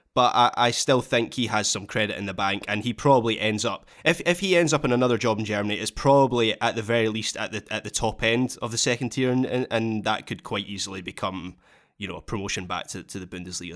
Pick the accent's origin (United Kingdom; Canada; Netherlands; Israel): United Kingdom; as a British viewer